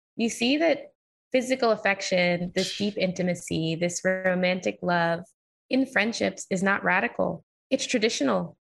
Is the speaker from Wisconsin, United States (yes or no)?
no; New York, United States; I grew up in New York, so I had never experienced racism